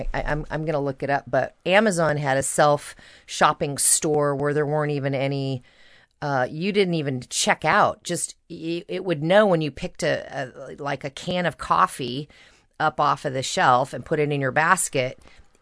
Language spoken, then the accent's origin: English; Napa, California, United States; I grew up in Napa, California